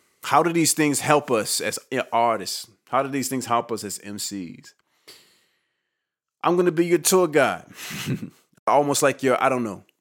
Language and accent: English; Roanoke Rapids, North Carolina, United States; I grew up in Eastern North Carolina in a town called Roanoke Rapids, North Carolina